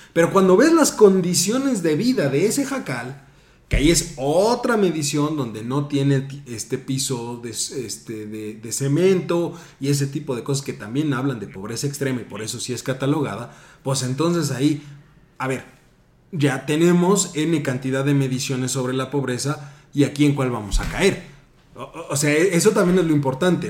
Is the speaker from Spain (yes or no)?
no; Mexico; como buenos mexicanos